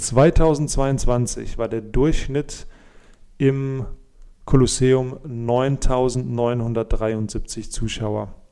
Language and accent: German; Germany; uns als Deutsche